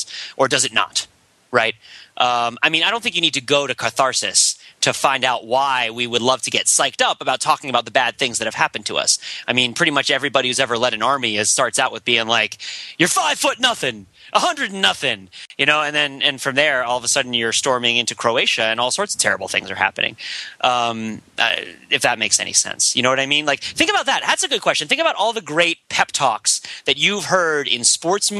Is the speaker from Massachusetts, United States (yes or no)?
no; New Jersey, United States; I am from New Jersey